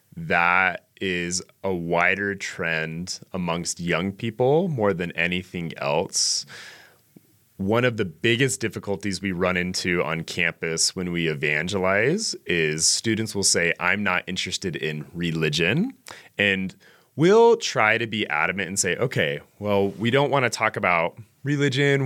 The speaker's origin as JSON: {"language": "English", "town": "Ogden", "region": "Utah", "country": "United States", "tie": "born or raised there", "said": "I am from Ogden, Utah. I'm a native Utahn"}